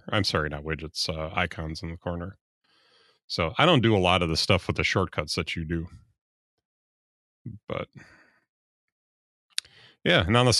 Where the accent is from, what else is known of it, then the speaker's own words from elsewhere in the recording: United States; it doesn't look right to me as an American to have a U in there.